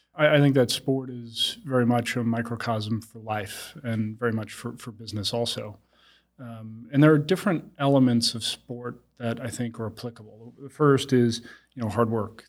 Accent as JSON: {"language": "English", "area": "Long Island", "region": "New York", "country": "United States", "tie": "born or raised there", "said": "I grew up in Long Island and, uh, to a very middle-class family."}